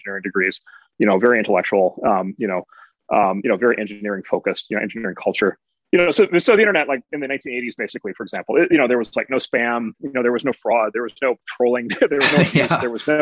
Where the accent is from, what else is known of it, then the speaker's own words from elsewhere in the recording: Midwest, United States; I'm from the Midwest